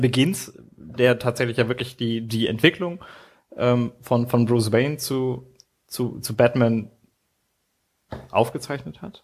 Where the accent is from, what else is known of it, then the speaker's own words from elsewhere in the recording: Nuremberg, Bavaria, Germany; als Nürnberger